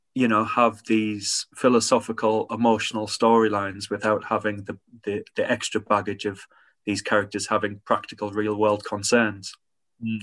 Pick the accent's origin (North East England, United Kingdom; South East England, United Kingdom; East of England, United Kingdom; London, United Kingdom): North East England, United Kingdom; Hartlepool; when I grew up in Hartlepool